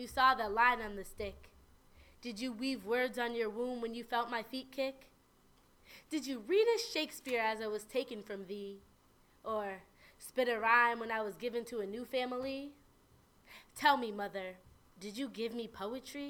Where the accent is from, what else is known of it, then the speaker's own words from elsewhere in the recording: Amherst, Massachusetts, United States; also born or lived in Houston, Texas; I'm from Amherst, Massachusetts, by way of Houston, Texas.